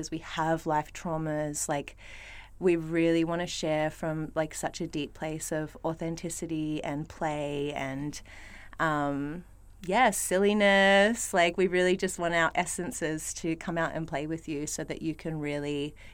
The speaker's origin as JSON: {"language": "English", "town": "Melbourne", "region": "Victoria", "country": "Australia", "tie": "born or raised there", "said": "I grew up in Melbourne."}